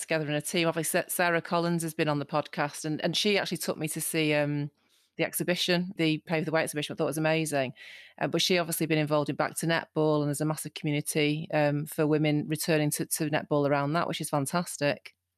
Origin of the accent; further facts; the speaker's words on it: Salford, North West England, United Kingdom; I grew up in Salford